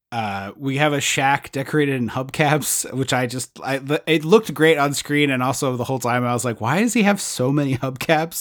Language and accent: English; where The Blob was filmed, Pennsylvania, United States; nineteen fifty-eight, filmed where we grew up.